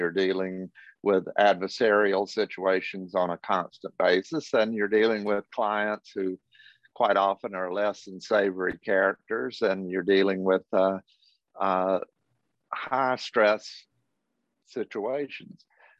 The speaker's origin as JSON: {"language": "English", "town": "Athens", "region": "Georgia", "country": "United States", "tie": "born or raised there", "said": "But growing up in Athens, I saw it all."}